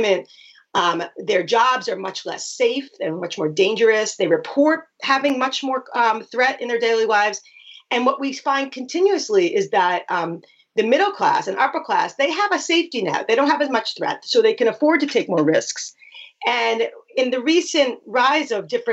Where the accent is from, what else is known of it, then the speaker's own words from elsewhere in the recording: New York, United States; I'm from New York